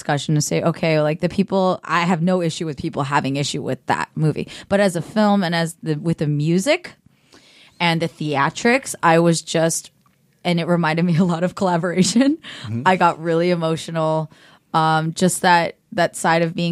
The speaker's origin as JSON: {"language": "English", "town": "Cupertino", "region": "California", "country": "United States", "tie": "born or raised there", "said": "I grew up in Cupertino"}